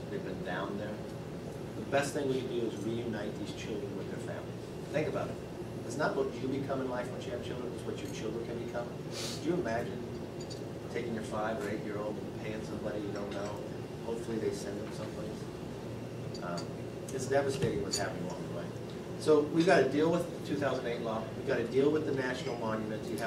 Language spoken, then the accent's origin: English; California, United States; When I came from California to Congress